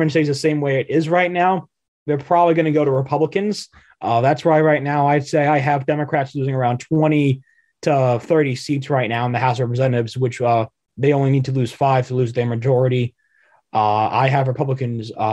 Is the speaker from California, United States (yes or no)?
no; Pennsylvania, United States; my home state of Pennsylvania